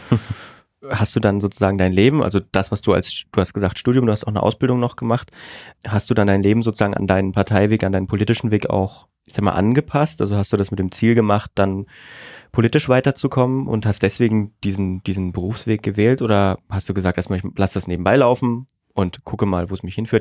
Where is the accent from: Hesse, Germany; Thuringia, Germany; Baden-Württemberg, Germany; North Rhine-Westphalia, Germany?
Thuringia, Germany; southern; moved away